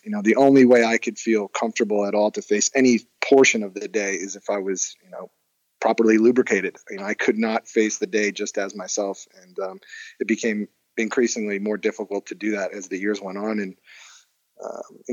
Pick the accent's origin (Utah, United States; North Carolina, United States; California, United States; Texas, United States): California, United States; Hermosa Beach; I grew up in Hermosa with my mom